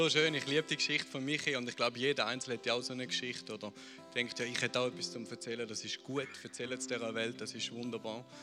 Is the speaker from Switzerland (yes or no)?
yes; Lucerne, Switzerland; also born or lived in Spain; Ich bin in Luzern aufgewachsen, ich habe einen Bruder.